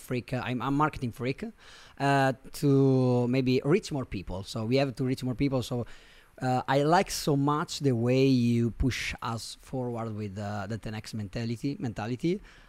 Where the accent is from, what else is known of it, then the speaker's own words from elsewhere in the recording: Milan, Lombardy, Italy; English is a second language; From Milano.